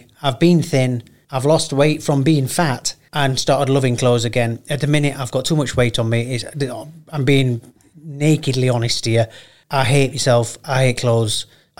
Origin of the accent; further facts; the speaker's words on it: United Kingdom; I'm too British for it.